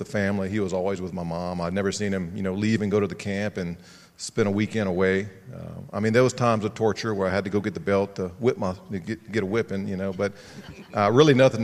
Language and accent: English; Opelousas, Louisiana, United States; I grew up here in Opelousas, so I'm a homeboy.